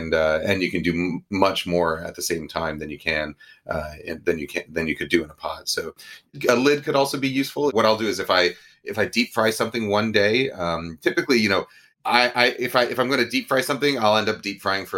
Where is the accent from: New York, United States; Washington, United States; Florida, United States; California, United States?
New York, United States; there's two recipes for Kung Pao chicken in this, but one that's sort of the Chinese American version that I grew up with in New York.